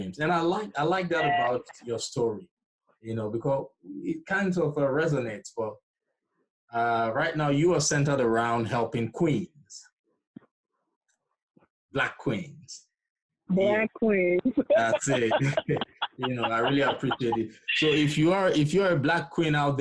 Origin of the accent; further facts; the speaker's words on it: Nigeria; moved away; I'm originally from Nigeria, so we typically don't joke with education